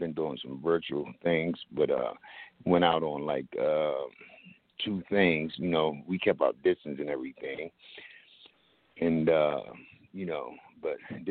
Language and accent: English; Camden, New Jersey, United States; also born or lived in Glassboro, New Jersey; I grew up in Camden, New Jersey.